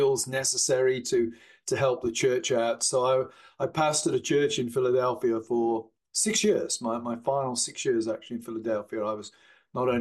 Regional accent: Gloucestershire, the Cotswolds, South West England, United Kingdom; also born or lived in near Birmingham; when I was pretty small, seven years old, I think, my parents moved to Gloucestershire over in the west country of England. So most of my childhood memories are associated with Gloucestershire

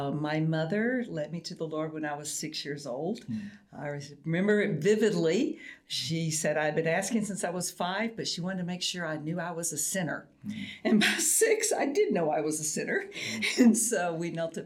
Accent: Nashville, Tennessee, United States; I grew up in Nashville, Tennessee

